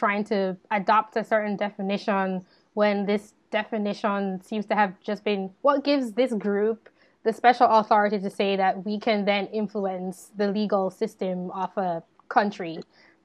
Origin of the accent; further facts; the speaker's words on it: Jamaica; I grew up in Jamaica